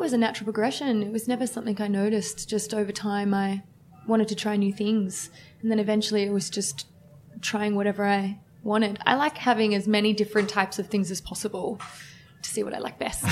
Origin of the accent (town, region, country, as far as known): Woronora, New South Wales, Australia; born or raised there